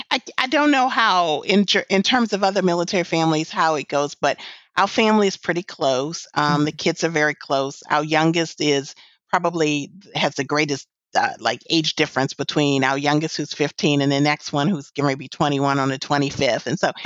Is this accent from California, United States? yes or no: yes; California, United States; born there; And, oh, I was born in California.